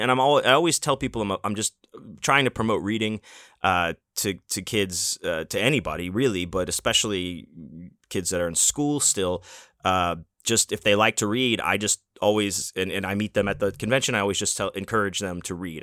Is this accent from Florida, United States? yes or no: no; Houston, Texas, United States; now in Las Vegas, United States; I grew up in Houston, Texas